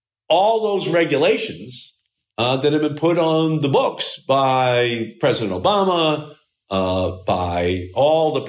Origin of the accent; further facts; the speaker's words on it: Malden, Massachusetts, United States; I still live in the same house that I grew up in. So it's four blocks from the Malden River.